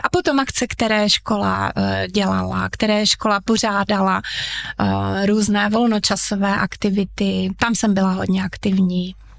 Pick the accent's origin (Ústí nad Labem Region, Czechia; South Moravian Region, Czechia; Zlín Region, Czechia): Zlín Region, Czechia; Uherské Hradiště; Narodila jsem se přímo v Uherském hradišti, studovala jsem tady